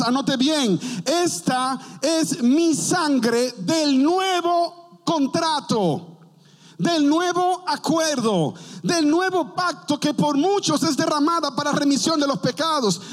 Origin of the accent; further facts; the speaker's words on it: Dominican Republic; also born or lived in Fort Worth, Texas; now in Grand Prairie, United States; en mi país, República Dominicana